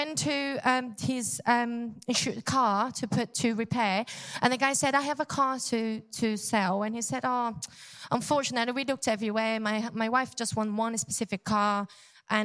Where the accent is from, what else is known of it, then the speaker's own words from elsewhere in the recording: Brazil; English is a second language; moved away; I'm from Brazil